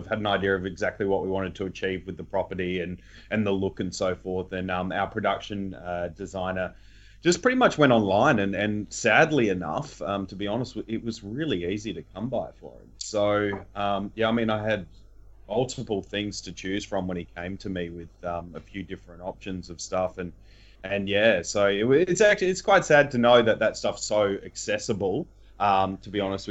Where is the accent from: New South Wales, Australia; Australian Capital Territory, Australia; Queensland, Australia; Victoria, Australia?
Victoria, Australia; Geelong; I'm from Geelong